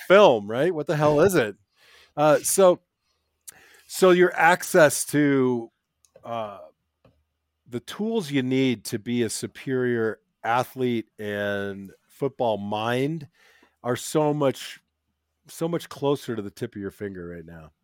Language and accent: English; Minnesota, United States; moved away; also born or lived in Arizona; I was born in Minnesota